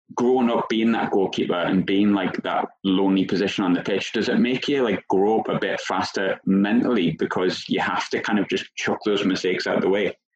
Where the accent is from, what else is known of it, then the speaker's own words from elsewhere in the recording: England, United Kingdom; I'm English